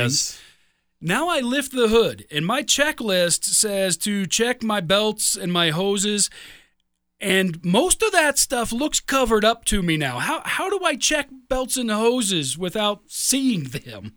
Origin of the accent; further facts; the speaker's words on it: Midwest, United States; moved away; also born or lived in Chicago suburbs, Illinois; I grew up in the Midwest. I lived, you know, ten years in the Chicago suburbs